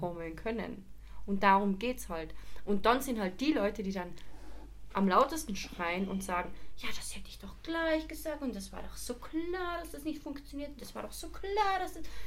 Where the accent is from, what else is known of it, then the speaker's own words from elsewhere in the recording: Carinthia, Austria; Auf jeden Fall in meinem mein Heimatbezirk. Der war vor ein paar Wochen halt in Österreich, speziell halt in Kärnten